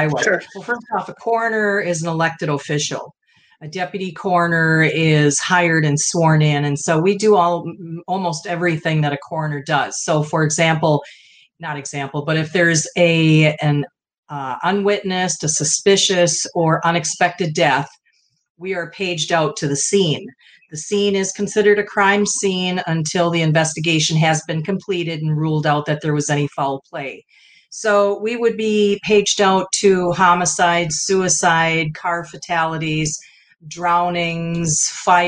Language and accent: English; Midwest, United States; I'm from the Midwest